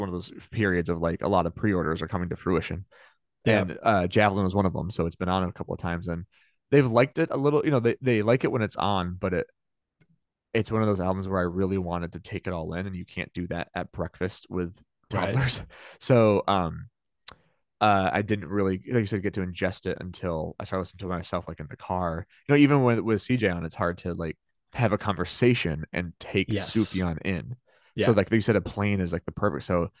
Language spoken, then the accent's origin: English; the South, United States; literally, you know, born and raised in the South where everything was very deep Republican, anti-LGBTQ, and very conservative politics